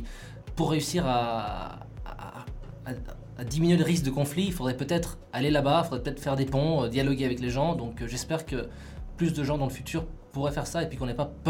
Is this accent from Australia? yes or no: yes; Australia; also born or lived in Vaud, Switzerland; Donc je viens du canton de Vaud, mais mon père est français, ma mère est chilienne et j'ai grandi en Australie.